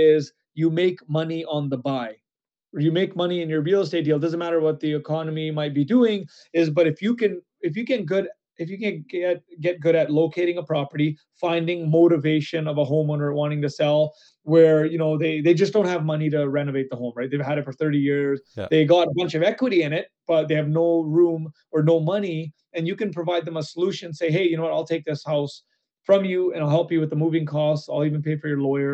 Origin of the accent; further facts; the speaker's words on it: Canada; as a Canadian